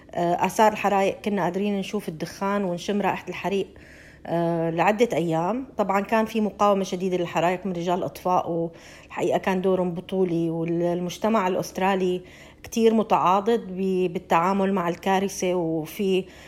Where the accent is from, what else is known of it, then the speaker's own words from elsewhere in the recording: Syria; moved away as an adult; now in Australia; نحن كسوريين جينا على هي البلد لاجئين